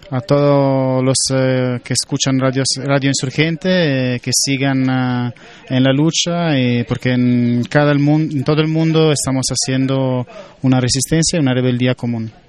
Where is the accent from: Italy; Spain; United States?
Italy; Spanish is a second language; De Italia.